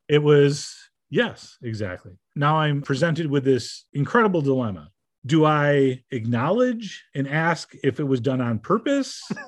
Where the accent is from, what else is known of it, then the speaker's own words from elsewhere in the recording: Shortsville, New York, United States; I'm from Shortsville, New York